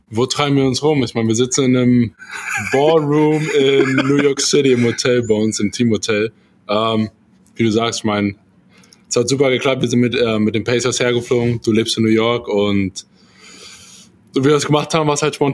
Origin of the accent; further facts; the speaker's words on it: Salzgitter, Lower Saxony, Germany; Salzgitter vor genau ein bisschen mehr als 30 Jahren. Ja. Ja, nichts Besonderes eigentlich mit aufgewachsen.